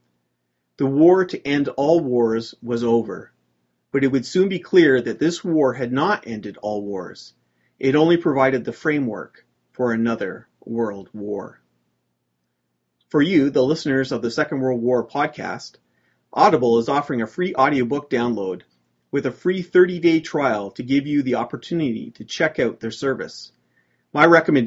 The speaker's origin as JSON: {"language": "English", "country": "Canada", "said": "As a Canadian"}